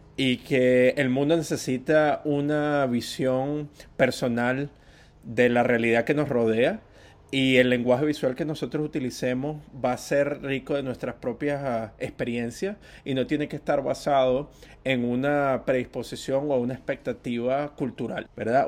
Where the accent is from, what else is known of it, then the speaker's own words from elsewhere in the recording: Venezuela; yo soy venezolano